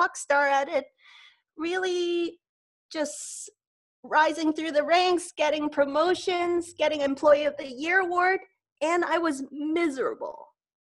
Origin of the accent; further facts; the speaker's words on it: Hong Kong; I grew up in Hong Kong, which is like a big hopping metropolis